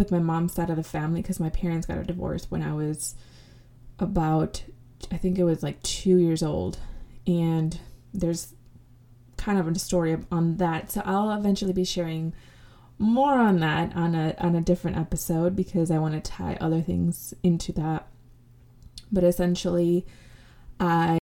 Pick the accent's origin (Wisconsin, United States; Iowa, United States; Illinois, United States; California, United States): Illinois, United States; Rockford; I was born in Rockford, Illinois